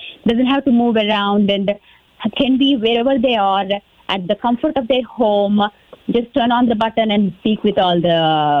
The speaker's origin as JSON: {"language": "English", "region": "Texas", "country": "United States", "said": "me being the Texan and everything"}